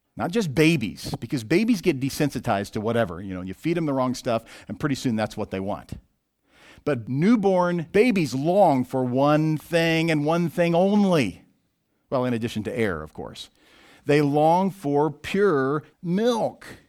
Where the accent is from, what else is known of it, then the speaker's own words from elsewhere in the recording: Southwest Missouri, United States; I grew up in Southwest Missouri, where there was a lot of bodies of water to choose from